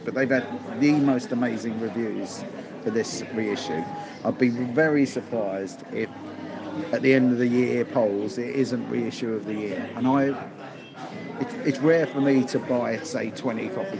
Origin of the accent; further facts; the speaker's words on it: Sutton, London, United Kingdom; I grew up in Sutton